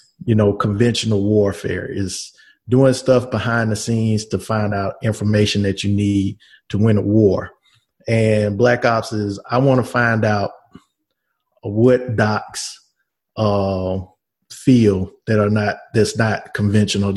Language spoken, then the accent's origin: English; Shreveport, Louisiana, United States; also born or lived in Washington, D.C.; now in Covington, United States; My hometown is Shreveport, Louisiana. Currently live in Covington, Louisiana. And I was born and raised in Shreveport